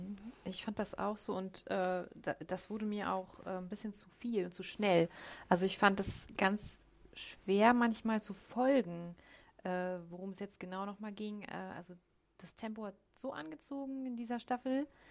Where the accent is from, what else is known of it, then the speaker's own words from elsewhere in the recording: Germany; als Deutsche